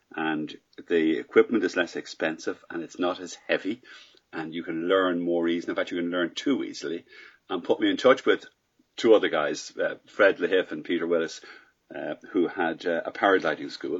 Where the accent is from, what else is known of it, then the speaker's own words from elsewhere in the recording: Ireland; I'm Irish.